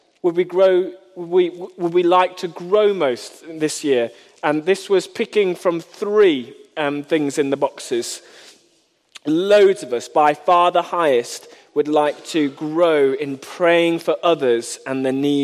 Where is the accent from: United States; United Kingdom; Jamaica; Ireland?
United Kingdom; we are British